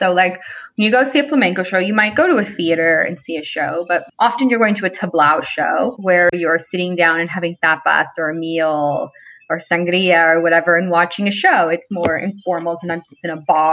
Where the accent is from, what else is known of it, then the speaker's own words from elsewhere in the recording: Los Angeles, California, United States; I'm from